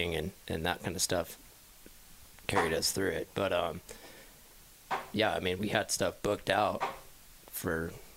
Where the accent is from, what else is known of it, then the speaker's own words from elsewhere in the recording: Santa Maria, California, United States; also born or lived in Newport Beach, California; I grew up actually on the Central Coast, California. So, like San Luis Obispo, you know, that area. I grew up in a small town called Santa Maria.